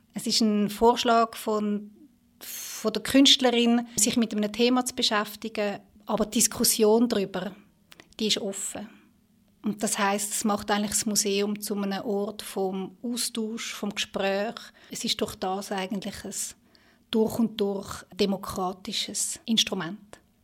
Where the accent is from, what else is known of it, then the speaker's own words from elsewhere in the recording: Switzerland; bei uns in der Schweiz